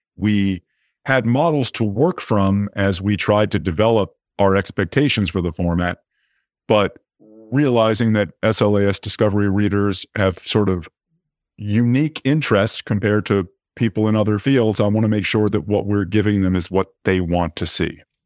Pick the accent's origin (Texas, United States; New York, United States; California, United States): New York, United States; New York City; I was born in New York City, grew up on the Upper East Side.